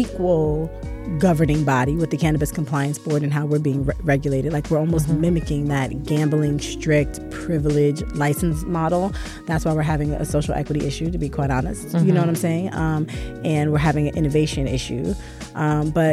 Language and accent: English; New York, United States; I'm from New York.